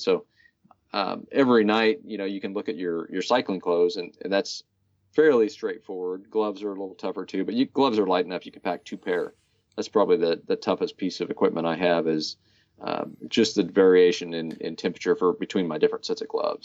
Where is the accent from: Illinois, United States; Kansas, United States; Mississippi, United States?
Kansas, United States; Hutchinson; We rode all over town, uh, where I was raised in Hutchinson.